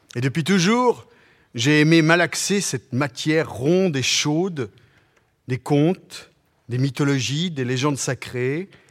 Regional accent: Vendée, Pays de la Loire, France; first language Patois; French is a second language; l'enfant de cette Vendée de paysans catholiques

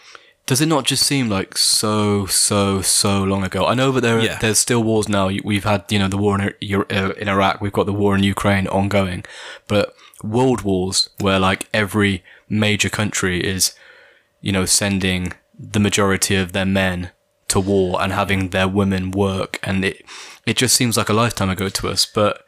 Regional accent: Brockworth, South West England, United Kingdom; also born or lived in Stroud; I was born in Stroud, you know. Did you know that? Stroud Maternity Hospital. I didn't move to Brockwith until I was 6.

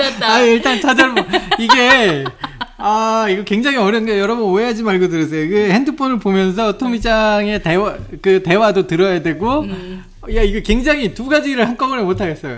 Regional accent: South Korea; 내가 한국 사람인데

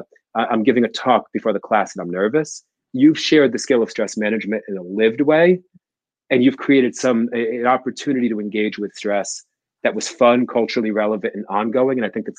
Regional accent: New Jersey, United States; I grew up in Jersey in a rough neighborhood with no archetype for health or fitness.

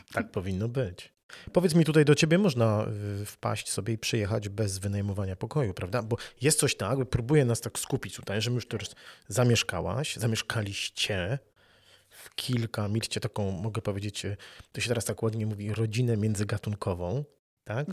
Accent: Wrocław, Lower Silesian Voivodeship, Poland; moved away as an adult; also born or lived in Gdańsk; Ja się urodziłem na Dolnym Śląsku, urodziłem się w Wrocławiu, dużo mieszkałem

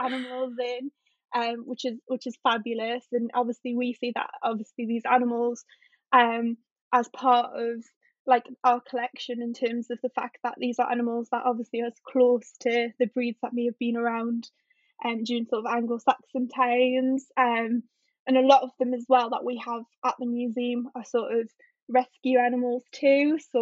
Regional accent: North Tyneside, North East England, United Kingdom; I'm from North Tyneside, so I'm the other side of the river

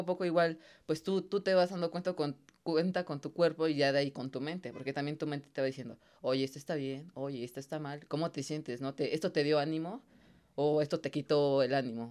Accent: Mexico; como mexicano

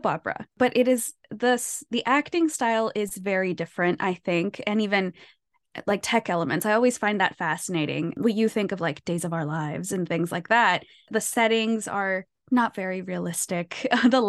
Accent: United States; I'm Mexican American. My parents are immigrants from Mexico.

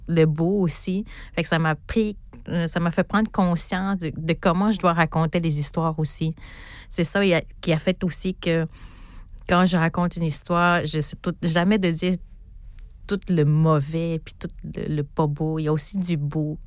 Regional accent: Natashquan, Quebec, Canada; Je viens d'Atashkwan

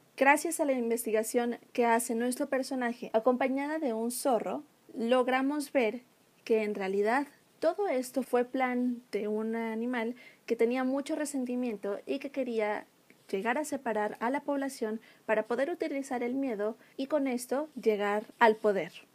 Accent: Mexico; nosotros como mexicanos

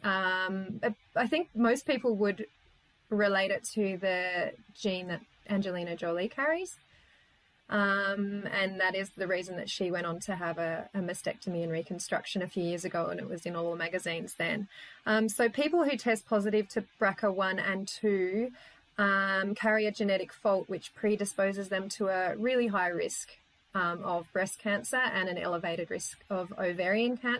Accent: Tasmania, Australia; moved away; I come from Tassie originally

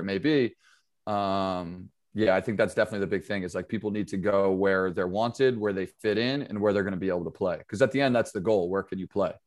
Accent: Pine Plains, New York, United States; also born or lived in Sharon, Connecticut; I grew up in, uh, Pine Plains, New York.

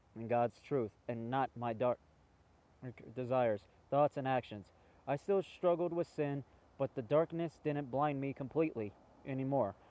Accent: United States; as an American

